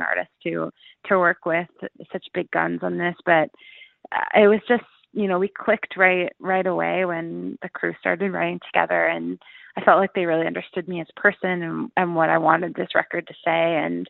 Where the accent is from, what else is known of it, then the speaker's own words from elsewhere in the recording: Listowel, Ontario, Canada; I grew up listening to Country 104 a ton in Listowel, and I know I have a lot of my friends and fans from my hometown listen